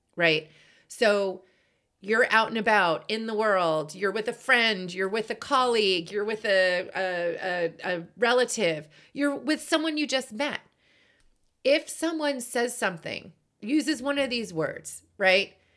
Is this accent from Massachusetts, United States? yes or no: yes; Boston, Massachusetts, United States; I am from Boston